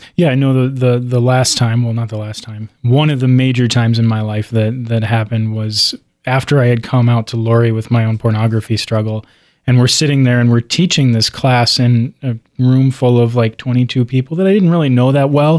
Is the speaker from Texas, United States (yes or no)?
no; Cincinnati, Ohio, United States; moved away; also born or lived in Dallas; growing up in Cincinnati